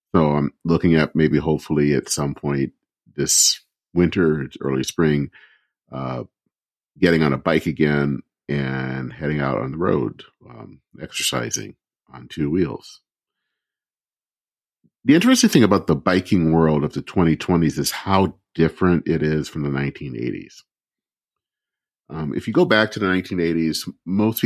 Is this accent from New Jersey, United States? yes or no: no; Flint, Michigan, United States; moved away; my hometown of Flint, Michigan